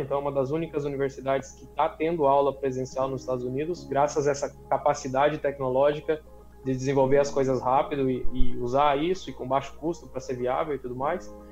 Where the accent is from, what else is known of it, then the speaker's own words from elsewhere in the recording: Mato Grosso, Brazil; moved away as an adult; also born or lived in Paraná / Piracicaba, São Paulo; now in Illinois, United States; eu sou paranaense, vivi a maior parte da minha vida no Mato Grosso, na região da BR-163 lá, Sorriso, Sinop